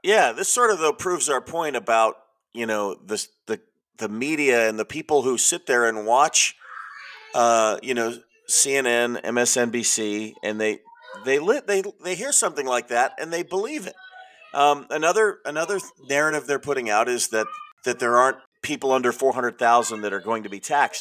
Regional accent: California, United States; I'm from California

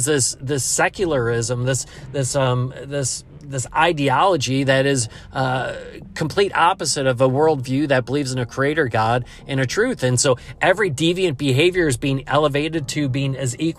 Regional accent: United States; as an American

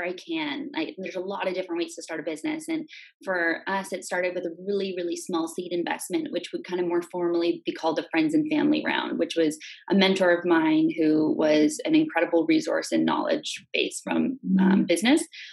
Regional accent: Metchosin, British Columbia, Canada; I grew up on Vancouver Island in a little farming town called Machozen

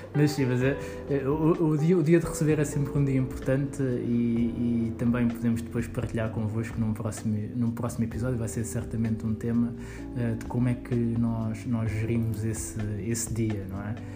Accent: Lisbon, Portugal; eu nasci em Lisboa, um, tive quase toda a minha vida aqui em Lisboa

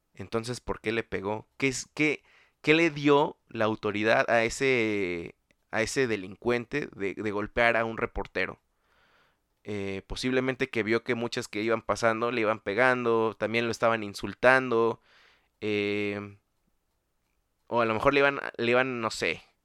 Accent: State of Mexico, Mexico; el Estado de México, eh, lugar de donde soy yo

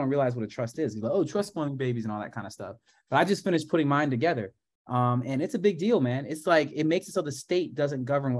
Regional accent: Grand Blanc, Michigan, United States; moved away as an adult; also born or lived in Flint, Michigan; now in Los Angeles, United States; I'm from Grand Blanc.

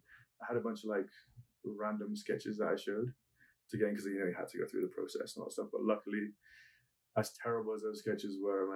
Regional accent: Germany; also born or lived in Cyprus / England / America / Crete; I was born in Cyprus. Mm-hmm. My father was a British soldier, and my mum's German. And so while they were stationed in Cyprus, my mum popped me out over there, and then we moved to army camps all over the place. So raised in Germany

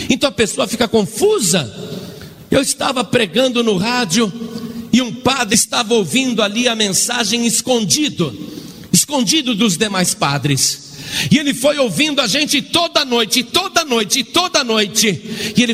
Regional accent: Italy; now in Guaratinguetá, Brazil; E eu estou há quatro anos no Brasil, eu sou italiano, eu sou padre ali em Guaratinguetá

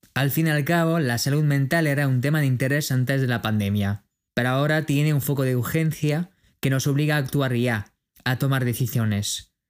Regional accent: France; de Francia

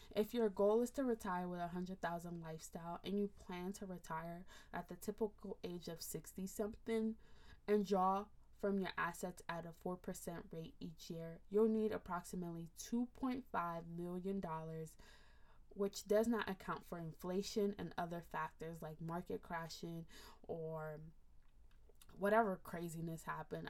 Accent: Nigeria; as an African, as a Nigerian, we don't really talk about estate planning

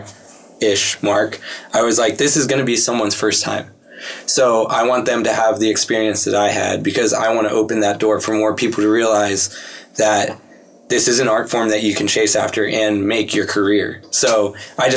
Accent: Pittsburgh, Pennsylvania, United States; I grew up in Pittsburgh

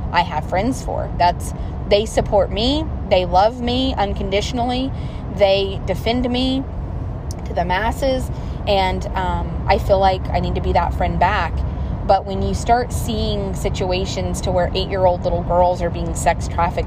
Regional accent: the South, United States; I'm from the South

